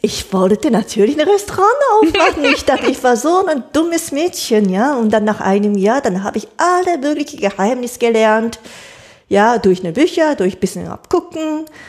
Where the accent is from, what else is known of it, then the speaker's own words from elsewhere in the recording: Japan; German is a second language; moved away as an adult; now in Germany; die richtige, hohe Küchenkunst von meiner Heimatland